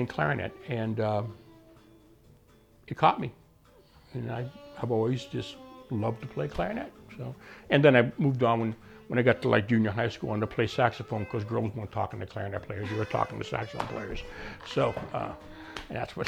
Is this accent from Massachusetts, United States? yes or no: yes; Arlington, Massachusetts, United States; I'm from Arlington.